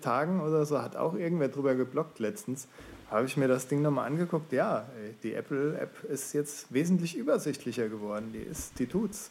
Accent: Swabia, Baden-Württemberg, Germany; moved away; Bin ja gebürtiger Schwabe

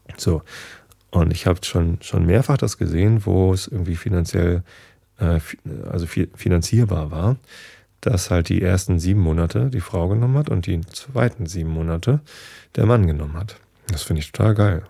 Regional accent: Northern Germany, Germany; Wir Norddeutschen sind ja ähm, anders zum Beispiel als Rheinländer.

